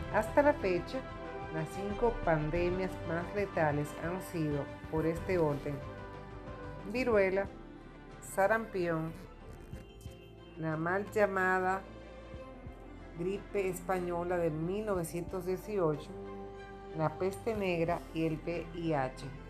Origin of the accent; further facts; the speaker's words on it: Dominican Republic; en mi país, República Dominicana